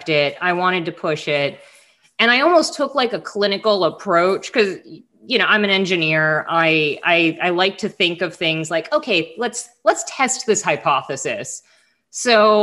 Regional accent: South Florida, United States; I grew up in South Florida, snorkeling, diving.

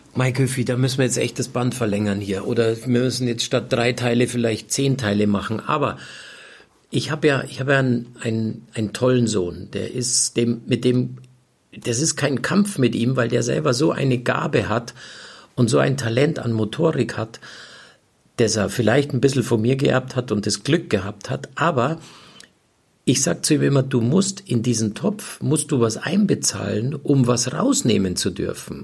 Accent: Munich, Bavaria, Germany; moved away as an adult; also born or lived in Florida, United States; ich bin in München aufgewachsen, ich bin in München groß geworden

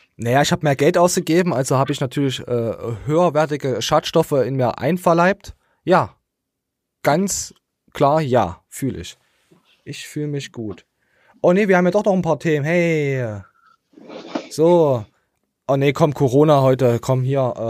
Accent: the East, eastern Germany, Germany; Ich bin einfach nur im Osten geboren

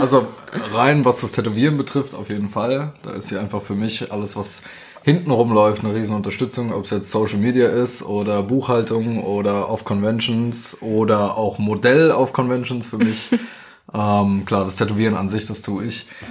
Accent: Roßdorf, Hesse, Germany; also born or lived in Dieburg; now in Darmstadt, Germany; meine Mutter erstmal mit uns Kids nach Dieburg und dann später nach Gundernhausen bei Rossdorf. Da habe ich eigentlich fast meine ganze Jugend auch verbracht

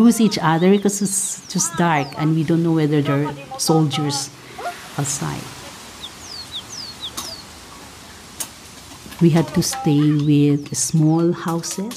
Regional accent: Marawi, Bangsamoro, Philippines; In 1971, I was born in Marawi City, and I was a young child at the time

